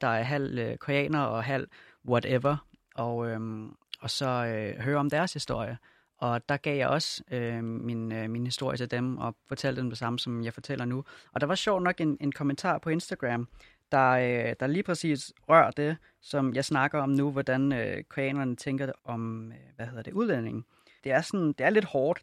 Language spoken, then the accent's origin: Danish; Denmark; jeg er født og opvokset i Danmark og boet hele mit liv